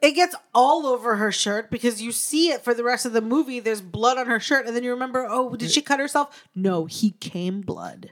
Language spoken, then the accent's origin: English; Alaska, United States; moved away; I'd never done stand up in my hometown before then